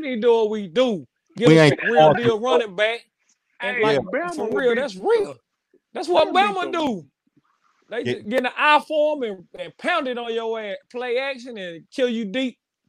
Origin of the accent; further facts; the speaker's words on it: Knoxville, Tennessee, United States; I'm from Knoxville, Tennessee.